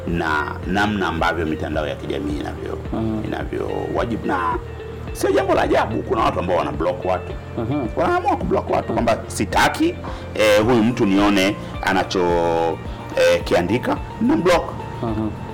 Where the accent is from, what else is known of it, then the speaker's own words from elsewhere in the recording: Tanzania; taifa letu